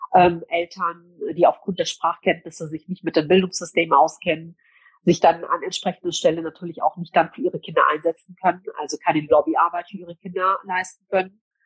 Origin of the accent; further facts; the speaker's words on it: Cologne, North Rhine-Westphalia, Germany; also born or lived in Gelsenkirchen; ab heute bin ich wieder in meiner Heimatstadt in Köln unterwegs